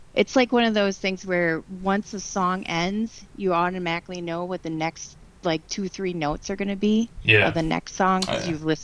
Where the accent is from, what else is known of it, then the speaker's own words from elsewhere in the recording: Midwest, United States; I might be a little bit biased because I'm from the Midwest.